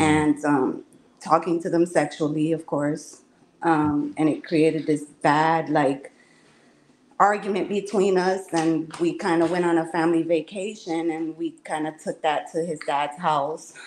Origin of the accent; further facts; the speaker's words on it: Chicago, Illinois, United States; now in Florida, United States; I'm from Chicago